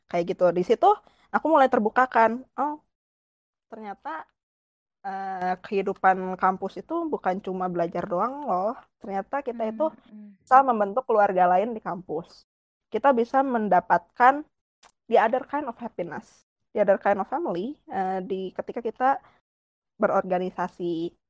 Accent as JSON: {"language": "Indonesian", "town": "Bandung", "region": "West Java", "country": "Indonesia", "said": "rumahku di Bandung sebenarnya aku orang Bandung"}